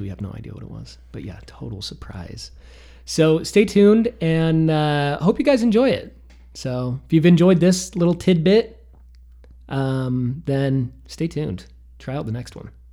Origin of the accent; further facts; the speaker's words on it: Sandy, Utah, United States; I came from Sandy, Utah, uh, the East Bench